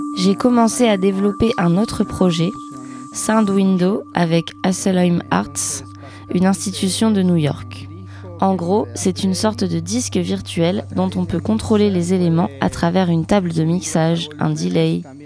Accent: Buenos Aires, Argentina; French is a second language; moved away as an adult; also born or lived in Carrières-sous-Poissy, France; Je viens de Buenos Aires en Argentine

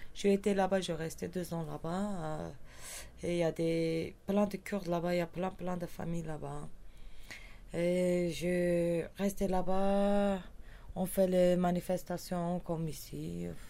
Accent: Kurdistan, Turkey; French is a second language; moved away; je viens du cœur de Kurdistan, Havan

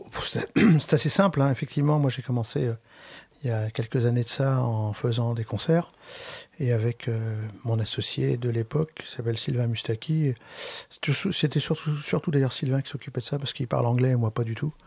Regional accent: Brittany, France; je suis breton

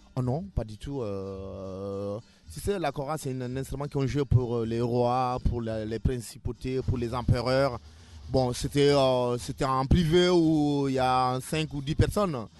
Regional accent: Guinea; moved away as an adult; now in France; je viens de la Guinée hein, et euh, je, vis en France depuis, depuis 4 ans

